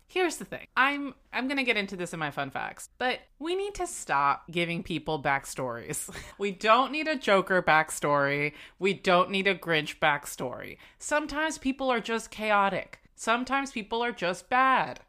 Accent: South Florida, United States; I grew up in South Florida

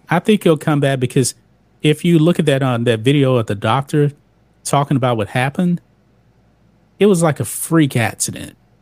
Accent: Beaumont, Texas, United States; moved away as an adult; also born or lived in Lake Charles, Louisiana; I'm from Beaumont.

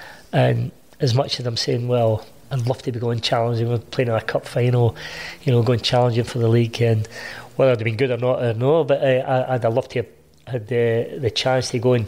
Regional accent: Hamilton, Scotland, United Kingdom; born or raised there

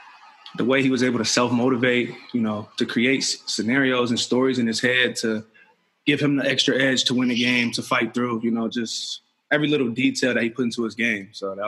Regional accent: Apple Valley, Minnesota, United States; also born or lived in Columbus, Ohio; Yeah, growing up in Minnesota, it was great. I met my best friend there and friends that I've still talked to forever. I moved to Minnesota from Columbus, Ohio when I was in fourth grade.

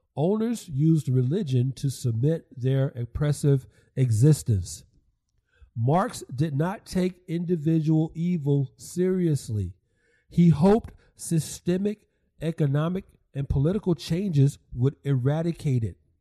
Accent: Atlanta, Georgia, United States; Southeast Atlanta, my hometown

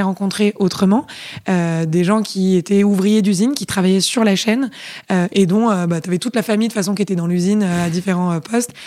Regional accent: Paris, Île-de-France, France; moved away as an adult; also born or lived in England; je suis hyper parisienne. Euh, j'ai passé toute mon enfance à Paris, euh, dans le 4e arrondissement

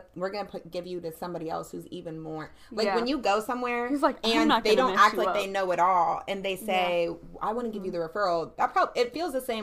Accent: Charlotte, North Carolina, United States; also born or lived in Virginia; I'm born and raised in Charlotte, but, like, 4 years I was raised in Virginia in elementary school

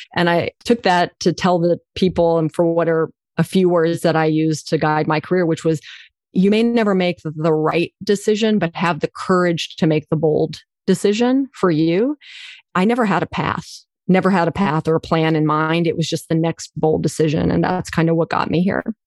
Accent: Oklahoma, United States; I was born in Oklahoma, rural Oklahoma, dirt road Oklahoma, two parents from India

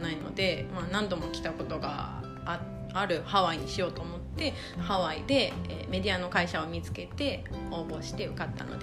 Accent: Nara, Japan; moved away as an adult; also born or lived in Osaka; now in Hawaii, United States; えー、奈良市出身で大阪の某車のディーラーでセールスをしていましたでその後にハワイの、えー、メディアで同じく広告のセールスをしておりまして

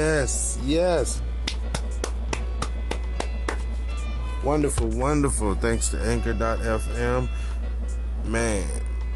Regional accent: San Antonio, Texas, United States; also born or lived in Philippines; I'm from San Antonio, Texas

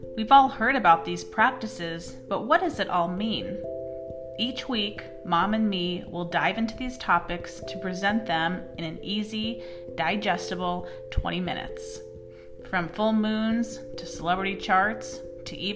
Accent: Las Vegas, Nevada, United States; Being born and raised in Las Vegas

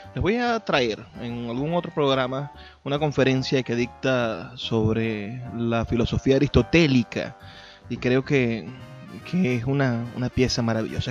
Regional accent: Zulia, Venezuela; Venezuela somos los venezolanos

